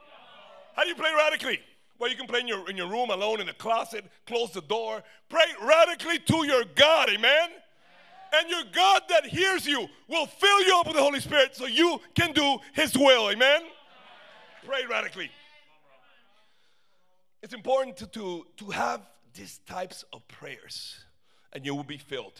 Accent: São Paulo, Brazil; now in Miami, United States; I'm from Sao Paulo, Brazil

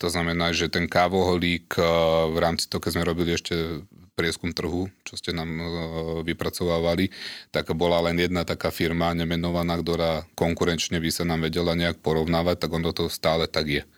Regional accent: Slovakia; sme Slováci, máme radi Slovensko

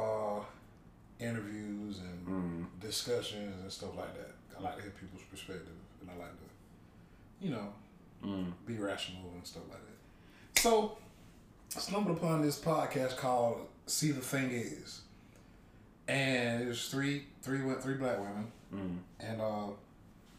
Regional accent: Sandersville, United States; we're from Sandersville

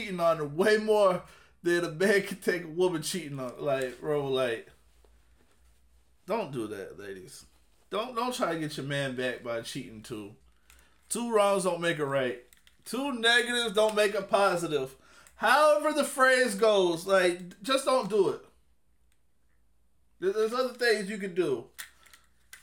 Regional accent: Jacksonville, Florida, United States; I'm from Duval. I'm from Florida. I'm from Jacksonville.

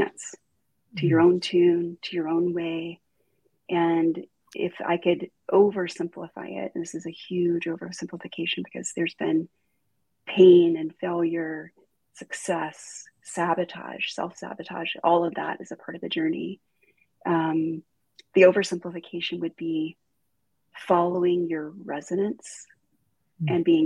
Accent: Deep South, United States; I grew up in the South, like the deep South.

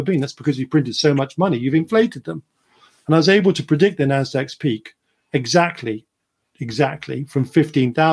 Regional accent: United Kingdom; being British

